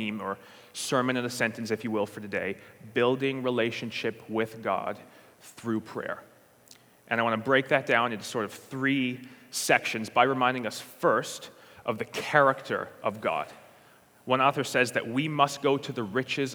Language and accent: English; St. John's, Newfoundland and Labrador, Canada; I'm from St. John's, Newfoundland, and Labrador